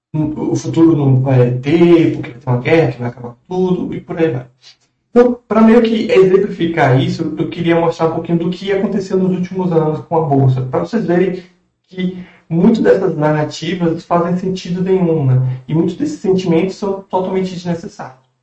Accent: Brazil; nós, como brasileiros

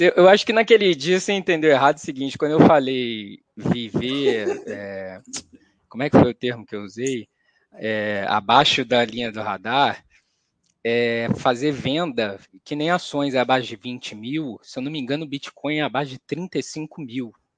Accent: Rio de Janeiro, Brazil; now in São Paulo, Brazil; Eu sou carioca e moro aqui em São Paulo

